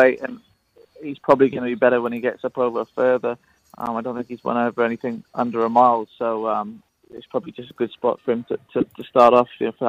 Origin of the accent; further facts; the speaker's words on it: Cardiff, Wales, United Kingdom; also born or lived in Newmarket, England; now in Brisbane, Australia; I'm from Wales originally, just in the UK. I'm from Cardiff originally.